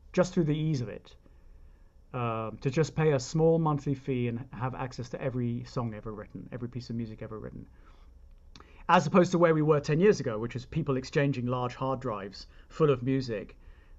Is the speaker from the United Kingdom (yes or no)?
yes; United Kingdom; now in United States; I'm British, and therefore I grew up believing that it's not a bad thing